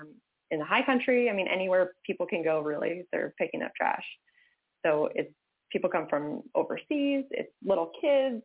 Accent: Massachusetts, United States; moved away as an adult; I grew up in Massachusetts, uh, lived there until I was 18, and then was like, I got to get out of here.

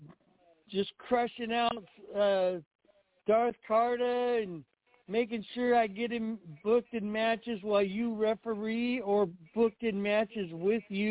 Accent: Puyallup, Washington, United States; at the Washington State Fair in my hometown, we did the Puyallup

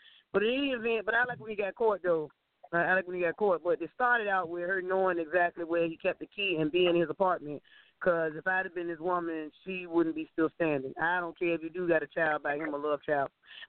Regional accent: Jamaica; because I'm Jamaican, Black, and Indian, and more the Indian from the country, because they were country Indians, both my grandparents, my paternal ones.

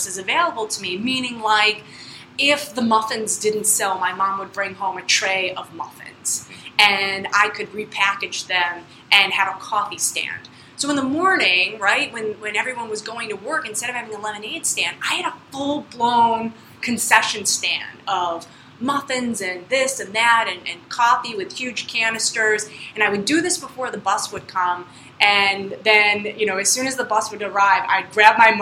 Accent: Central New York, United States; I was born in Central New York

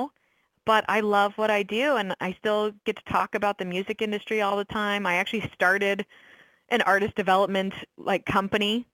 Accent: Orlando, Florida, United States; moved away as an adult; also born or lived in San Francisco / New York; move back to Orlando, which is my hometown

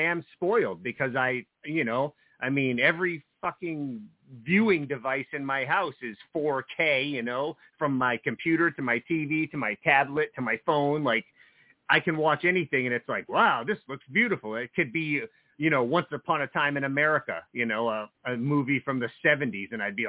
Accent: New Jersey, United States; Well, you know, I grew up in New Jersey, so some of my earliest experiences going to the movies when I was old enough to drive into New York City with my friends

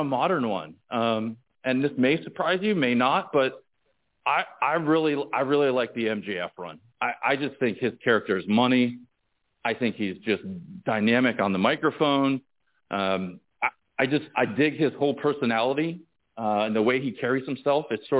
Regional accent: Northeast, United States; I was a WWF guy, you know, growing up in the Northeast

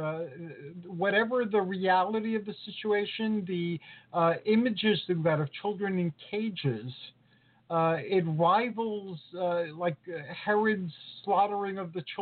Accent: New York City, New York, United States; I grew up with in New York City

